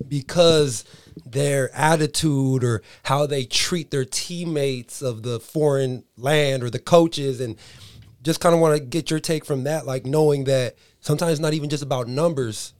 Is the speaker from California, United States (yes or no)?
yes; Buena Park, California, United States; I'm from Buena Park